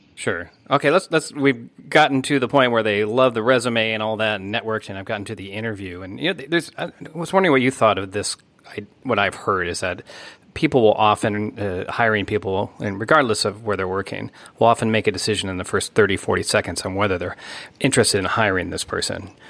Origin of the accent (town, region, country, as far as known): United States; moved away